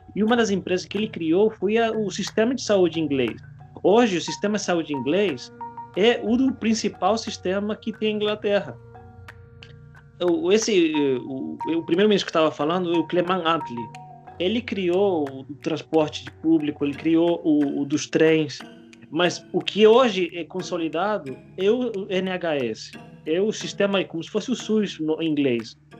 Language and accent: Portuguese; Spain; now in Brazil; eu, eu sou espanhol